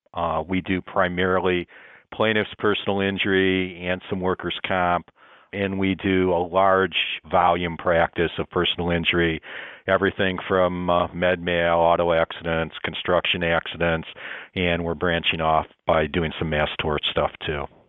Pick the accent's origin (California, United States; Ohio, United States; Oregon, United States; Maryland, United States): Ohio, United States; Toledo; I grew up in Toledo, Ohio